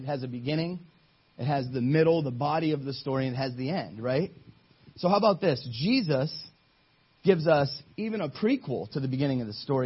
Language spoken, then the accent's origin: English; Ohio, United States; I'm from Ohio.